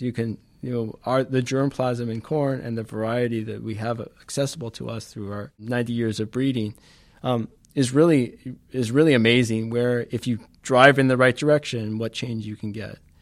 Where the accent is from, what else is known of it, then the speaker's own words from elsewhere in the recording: Los Angeles, California, United States; moved away; I grew up in California